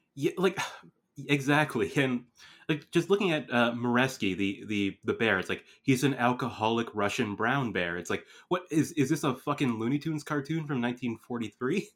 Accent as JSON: {"language": "English", "country": "Canada", "tie": "born or raised there", "said": "growing up in Canada"}